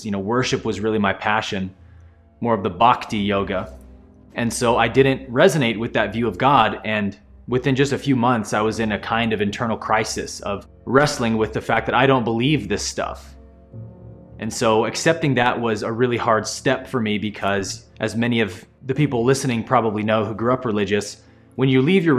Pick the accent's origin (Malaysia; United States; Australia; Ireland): United States; Bay Area, California; I grew up in the Bay Area of California as a pastor's son